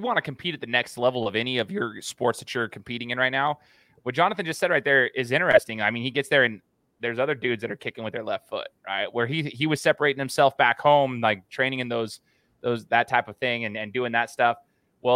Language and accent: English; United States; also born or lived in Brazil; born and raised in the United States